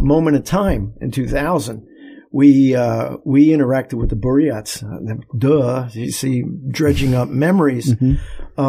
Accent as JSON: {"language": "English", "country": "United States", "said": "as an American"}